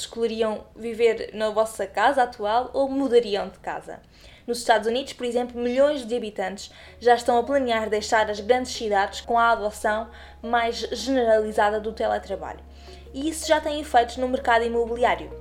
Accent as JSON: {"language": "Portuguese", "region": "Azores", "country": "Portugal", "tie": "born or raised there", "moved": "as an adult", "lives_now": "Lisbon, Portugal", "said": "Eu mesma nasci e cresci nos Açores, mas tenho vivido os últimos 7"}